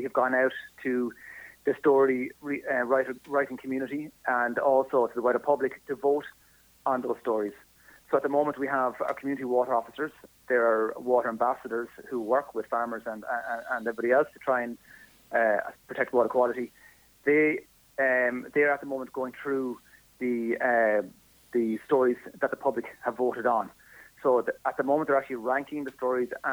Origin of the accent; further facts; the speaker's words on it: Wexford, Leinster, Ireland; moved away; I'm from Wexford originally.